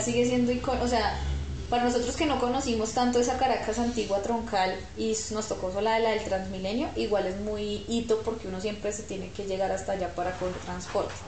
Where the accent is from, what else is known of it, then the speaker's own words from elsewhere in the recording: Armenia, Quindío, Colombia; now in Bogotá, Colombia; yo soy de Armenia, pero en Bogotá siempre he vivido en Chapinero